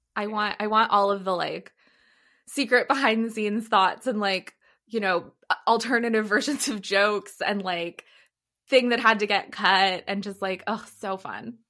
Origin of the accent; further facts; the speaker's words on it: Los Angeles, California, United States; moved away as an adult; also born or lived in Rhode Island / Washington, D.C. / Boston / Texas; now in San Diego, United States; I'm originally from L A.